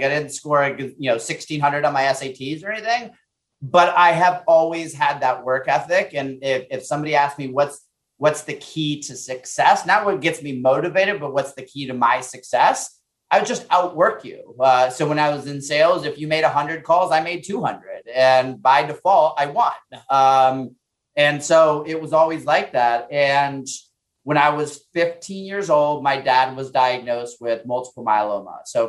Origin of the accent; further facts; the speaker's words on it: Puerto Rico; born there; moved away; So I was born in Puerto Rico. We moved to the States. I always say my parents were chasing the American dream, right?